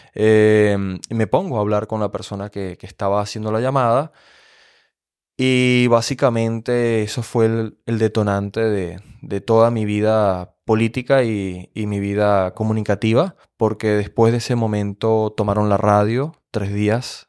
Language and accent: Spanish; Venezuela; moved away as an adult; now in Germany; en mi país, que es un país político, hay que describir Venezuela como un país político